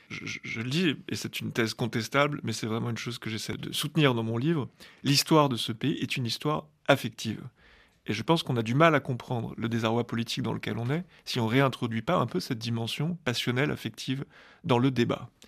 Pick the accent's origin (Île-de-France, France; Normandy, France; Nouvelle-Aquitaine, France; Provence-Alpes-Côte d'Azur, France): Île-de-France, France; Paris; en tant que Parisien à l'heure actuelle, je, suis toujours euh, admiratif des statues qui sont sur la place de la Concorde.